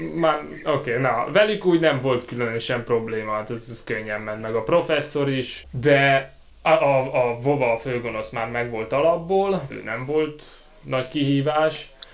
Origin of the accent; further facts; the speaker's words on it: Szeged, Csongrád-Csanád, Hungary; now in Cambridge, United Kingdom; én ott Szeg-, Szegeden születtem, Ez egyébként tanyán nőttem fel, ott Szegedtől nem messze